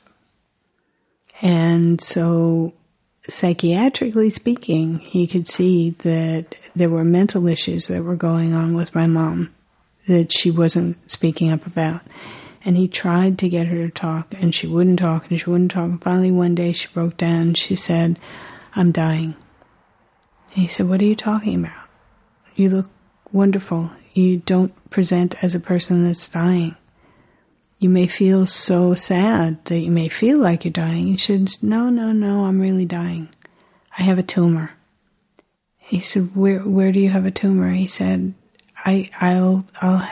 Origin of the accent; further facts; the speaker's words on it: New York City, New York, United States; I remember the room that I was born in Manhattan General Hospital